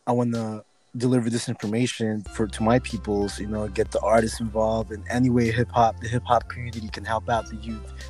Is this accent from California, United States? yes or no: yes; San Diego, California, United States; as a Filipino American, Hispanic, Mexican American, we grew up out here